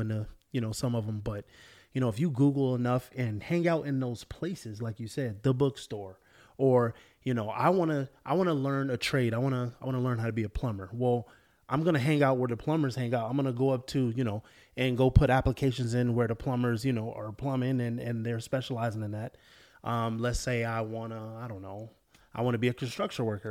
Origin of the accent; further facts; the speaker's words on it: Florida, United States; moved away; also born or lived in California; I grew up in Florida, moved to California